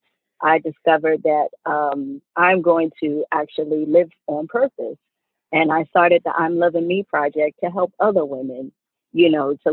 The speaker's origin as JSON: {"language": "English", "town": "New York City", "region": "New York", "country": "United States", "moved": "as an adult", "lives_now": "Atlanta, United States", "said": "I'm originally from the Bronx, New York. I moved here to Atlanta in 1997 to go to college"}